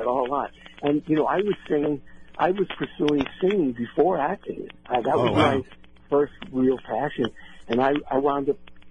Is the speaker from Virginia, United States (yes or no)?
no; New York, United States; moved away; being a New Yorker